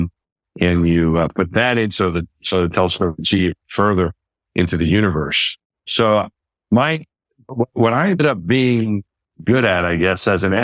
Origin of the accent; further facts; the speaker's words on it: Franklin Square, New York, United States; I grew up just outside of New York City in Queens, in New York City at a town called Franklin Square on Long Island.